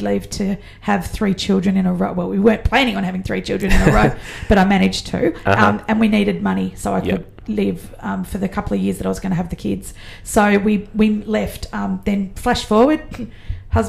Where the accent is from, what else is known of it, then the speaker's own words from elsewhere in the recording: Australia; also born or lived in Kellyville; now in Mudgee, Australia; I'm very Aussie